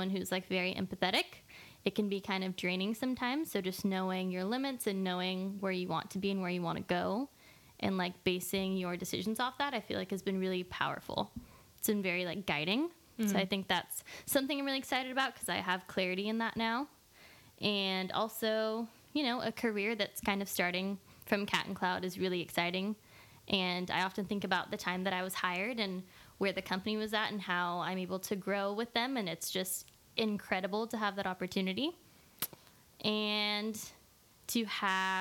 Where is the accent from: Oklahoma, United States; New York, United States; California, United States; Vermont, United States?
California, United States; Corralitos; I grew up in Corralitos, which is like in the outskirts of Santa Cruz County